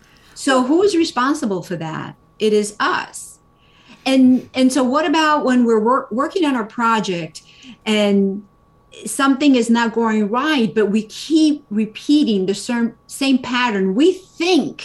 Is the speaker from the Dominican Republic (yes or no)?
yes; Dominican Republic; moved away; I was born in the Dominican Republic